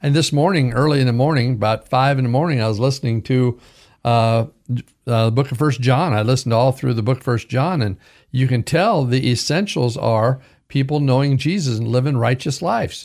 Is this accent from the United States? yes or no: yes; Caldwell, Idaho, United States; also born or lived in Pilot Rock, Oregon / Clarkston, Washington / Vancouver, Washington; I was raised in Pilton, Oregon, Clarkston, Washington, and mostly in Caldwell, Idaho